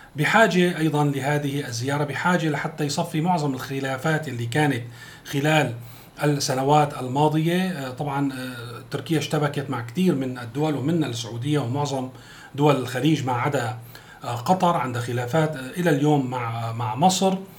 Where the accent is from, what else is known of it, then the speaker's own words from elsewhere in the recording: Syria; بالنسبه لنا كسوريين